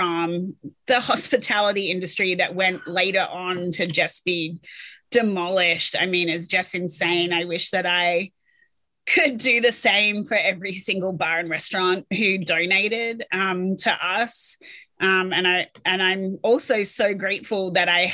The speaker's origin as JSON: {"language": "English", "town": "Adelaide", "region": "South Australia", "country": "Australia", "moved": "as an adult", "lives_now": "United States", "said": "I'm from Adelaide, South Australia"}